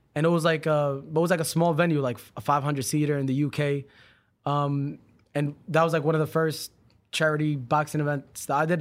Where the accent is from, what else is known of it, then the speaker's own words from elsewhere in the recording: New York City, New York, United States; now in Los Angeles, United States; We're from, we're from New York, Brooklyn